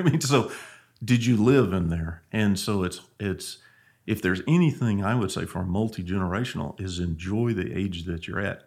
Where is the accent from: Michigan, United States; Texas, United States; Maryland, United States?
Texas, United States; Angleton; I grew up in Angleton, Texas.